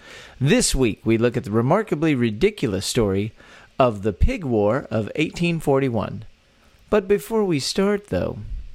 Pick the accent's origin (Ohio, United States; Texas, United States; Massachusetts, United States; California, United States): Texas, United States; born or raised there